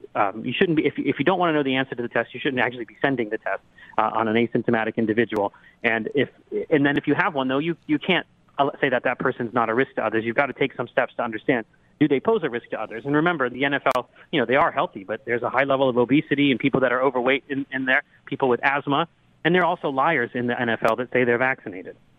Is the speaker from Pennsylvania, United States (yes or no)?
yes; Pittsburgh, Pennsylvania, United States; born or raised there; also born or lived in Butler, Pennsylvania